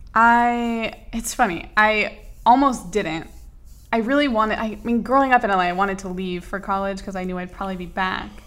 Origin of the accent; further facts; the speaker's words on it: Los Angeles, California, United States; also born or lived in New York; I grew up in Los Angeles for the most part